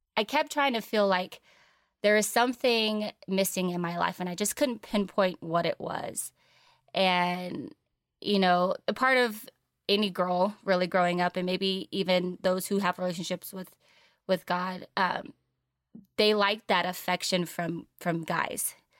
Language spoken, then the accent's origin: English; San Diego, California, United States; Born and raised in San Diego, California